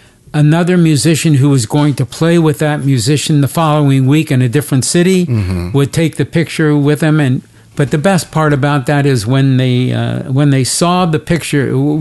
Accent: Cincinnati, Ohio, United States; moved away; Cincinnati, Ohio? Because even though it's my hometown

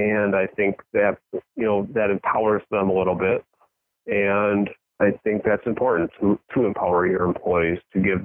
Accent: Northern Illinois, United States; where I grew up in Northern Illinois, our small homestead farm

